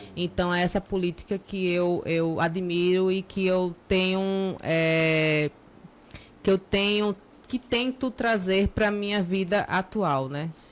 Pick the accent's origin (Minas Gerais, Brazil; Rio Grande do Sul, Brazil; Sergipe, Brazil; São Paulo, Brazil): Sergipe, Brazil; Aracaju; now in Nossa Senhora da Glória, Brazil; sou natural de Aracaju, mas é, atualmente Sou cidadã gloriense também